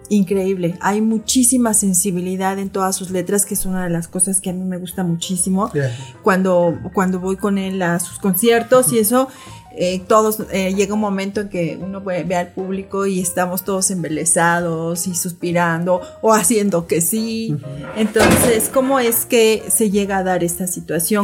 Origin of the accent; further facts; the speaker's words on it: Mexico City, Mexico; yo también soy de la Ciudad de México y también así en un, en un barrio popular